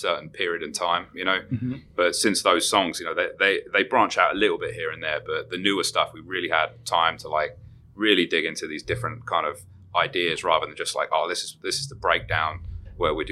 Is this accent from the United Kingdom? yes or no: yes; England, United Kingdom; also born or lived in Europe; now in United States; I'm from England